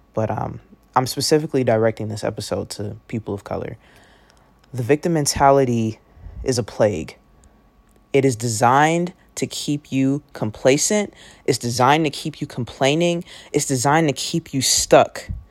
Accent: Oakland, California, United States; I grew up in Oakland, California

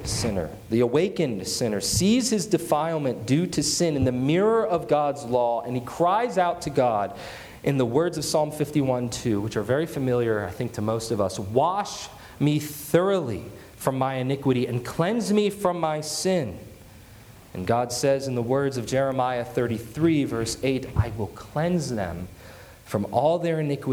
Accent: United States; ourselves as American Christians

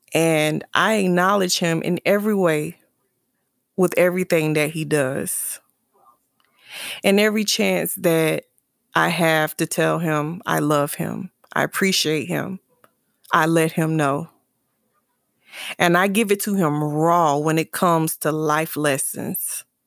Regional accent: South Carolina, United States; moved away; my hometown for the summer in South Carolina

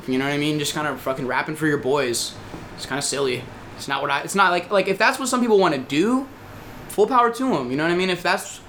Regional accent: Virginia Beach, Virginia, United States; I come from Virginia Beach.

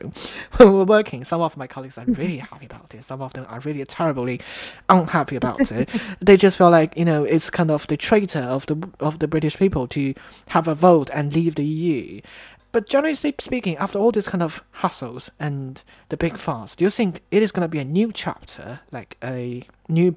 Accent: China; now in United Kingdom; Back home in China, I'm from China.

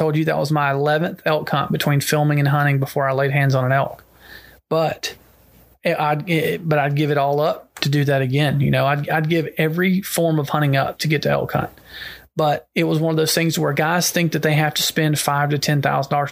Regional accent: Georgia, United States; my home state, I was born and raised here

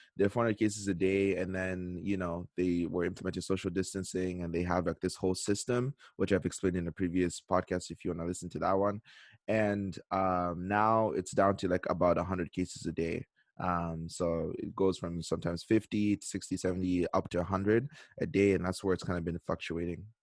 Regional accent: Canada; moved away as an adult; now in South Korea; I'm in South Korea. But, you know, I am Canadian

